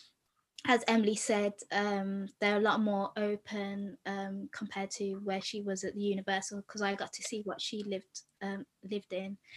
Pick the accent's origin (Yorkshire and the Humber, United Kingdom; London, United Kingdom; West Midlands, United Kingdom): West Midlands, United Kingdom; Birmingham; I'm from Birmingham